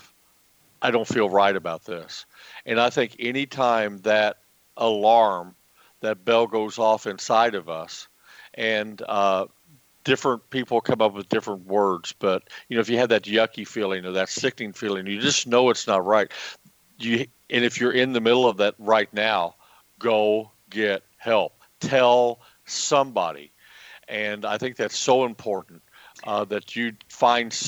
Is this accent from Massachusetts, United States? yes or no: no; small country town in Southern Illinois, United States; my hometown